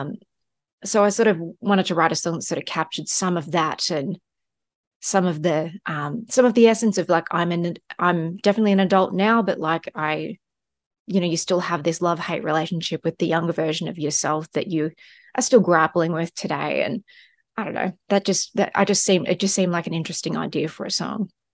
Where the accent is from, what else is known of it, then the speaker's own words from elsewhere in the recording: Australia; moved away; maybe it's being Australian as well